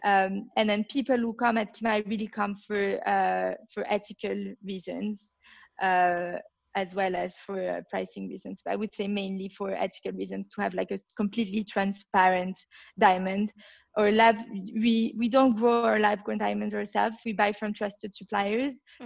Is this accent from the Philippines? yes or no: no; Belgium; accent: French; English is a second language; now in London, United Kingdom; I come from Belgium, as you can tell from my accent, my French accent. I grew up uh, in Belgium